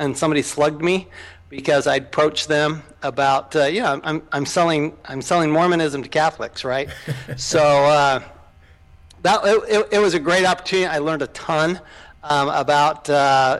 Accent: Salt Lake City, Utah, United States; I grew up in Salt Lake City, Utah

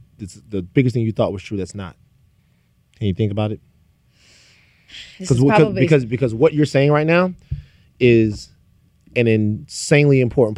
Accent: Louisiana, United States; I'm from Louisiana.

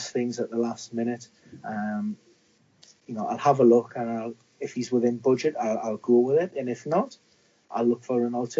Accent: Newcastle upon Tyne, North East England, United Kingdom; being a Geordie

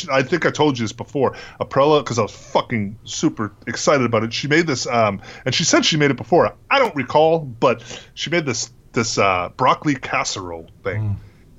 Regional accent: Massachusetts, United States; now in New York, United States; But like growing up in New England and that, or Massachusetts even.

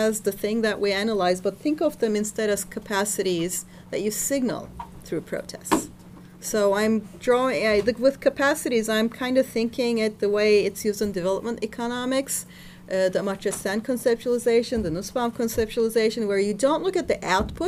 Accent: Turkey; when I was growing up in Turkey

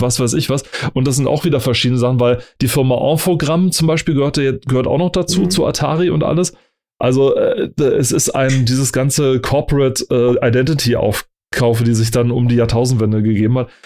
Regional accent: Germany; ich als Deutscher

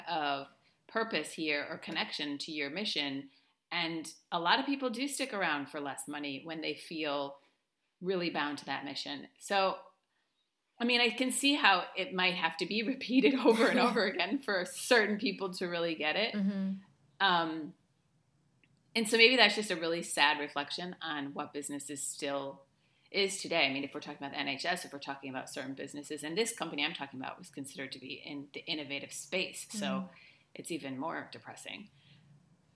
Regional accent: United States; moved away as an adult; now in Spain; I live in Spain. I'm American, obviously. I live in Spain for the last 12 years almost

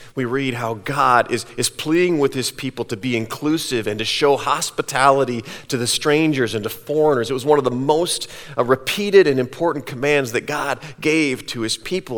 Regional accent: Cedar Falls, Iowa, United States; I grew up here in Cedar Falls

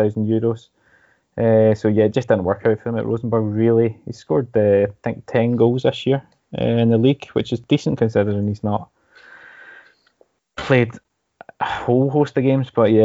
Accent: Scotland, United Kingdom; now in Norway; I'm Scottish

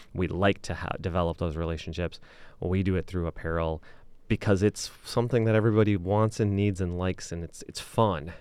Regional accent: Okemos, Michigan, United States; moved away as an adult; also born or lived in West Lafayette, Indiana; now in Ann Arbor, United States; I'm from the Lansing area

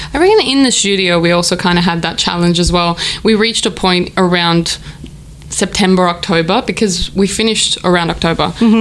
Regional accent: Athens, Attica, Greece; now in Melbourne, Australia; I was born and raised in Athens, and I started playing classical piano

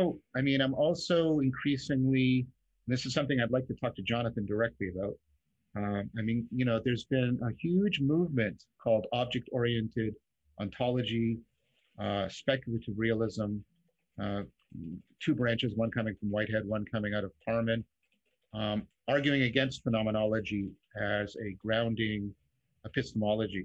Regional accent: Canada; as a Canadian

